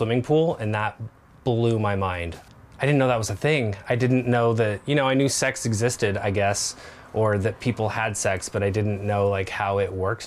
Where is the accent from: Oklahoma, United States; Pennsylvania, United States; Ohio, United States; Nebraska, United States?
Nebraska, United States; I am 40 years old. And I grew up in Nebraska